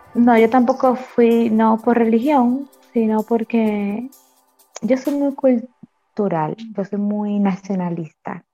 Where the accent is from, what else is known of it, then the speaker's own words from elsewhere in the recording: Dominican Republic; como dominicanos